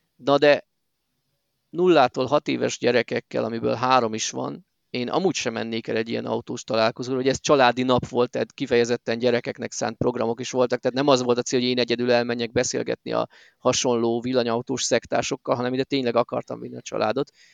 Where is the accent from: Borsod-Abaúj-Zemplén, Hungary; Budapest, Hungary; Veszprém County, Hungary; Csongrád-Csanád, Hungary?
Borsod-Abaúj-Zemplén, Hungary; Miskolc